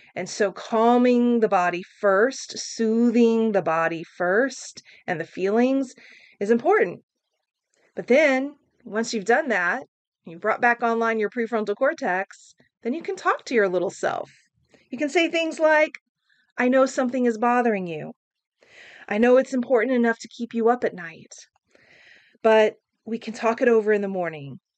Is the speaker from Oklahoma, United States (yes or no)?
yes; Oklahoma, United States; I grew up in Oklahoma